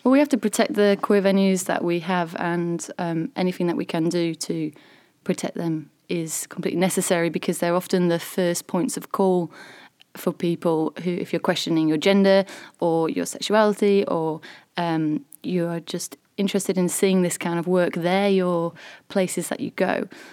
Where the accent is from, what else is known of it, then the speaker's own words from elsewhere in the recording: Selby, Yorkshire and the Humber, United Kingdom; I actually live in between York and Selby